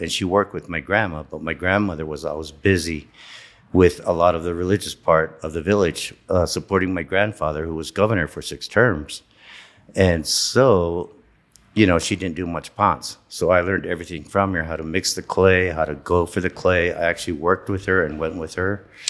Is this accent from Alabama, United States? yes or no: no; San Ildefonso Pueblo, New Mexico, United States; I grew up in the Pueblo. I grew up in my grandparents' house